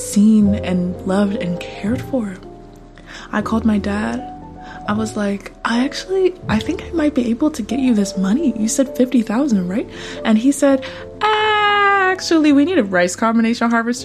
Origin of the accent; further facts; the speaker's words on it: United States; I grew up poor in the United States